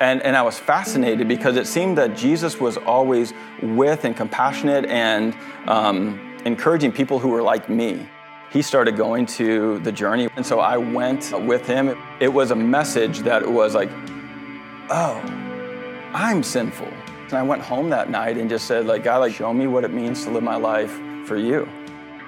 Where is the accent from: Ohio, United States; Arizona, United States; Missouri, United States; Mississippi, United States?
Missouri, United States; St. Louis; moved away as an adult; also born or lived in Orlando, Florida; now in Jupiter, United States; I was born and raised in St. Louis